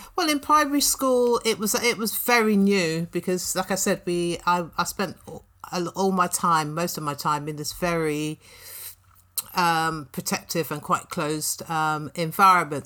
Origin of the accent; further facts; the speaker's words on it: London, United Kingdom; I was born in Clapham, went to primary school in Brixton and Balham, uh, spent my teenage years in Tooting and Elephant and Castle